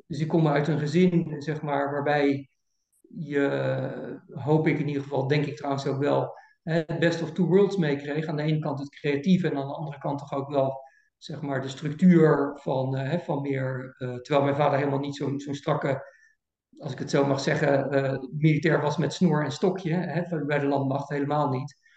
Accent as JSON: {"language": "Dutch", "town": "Voorburg", "region": "South Holland", "country": "Netherlands", "tie": "born or raised there", "also_born_or_lived": "Kampen", "said": "Ik ben in 1962 eh, geboren in eh, Kampen, maar ik ben opgegroeid in Voorburg bij, bij Den Haag"}